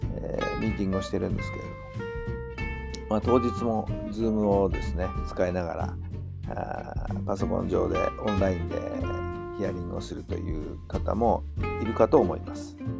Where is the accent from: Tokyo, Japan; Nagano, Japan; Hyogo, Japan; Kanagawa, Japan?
Tokyo, Japan; 私はね東京生まれなんで東京生まれの東京育ちなんでね